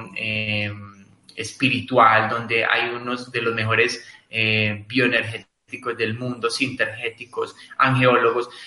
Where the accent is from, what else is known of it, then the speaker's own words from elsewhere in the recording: Colombia; en mi país, en Colombia específicamente